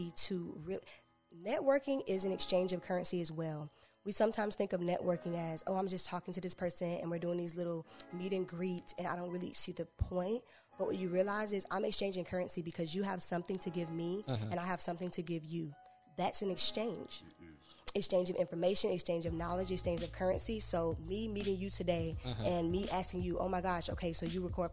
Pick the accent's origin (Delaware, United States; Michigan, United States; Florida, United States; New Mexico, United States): Florida, United States; Sanford; I'm from Sanford